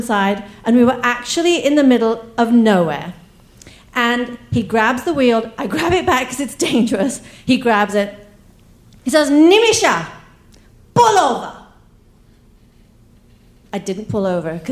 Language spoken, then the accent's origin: English; England, United Kingdom; accent: English; also born or lived in East Africa; now in United States; we moved from India to East Africa, where I was born, then to England, where I got my accent, and then to America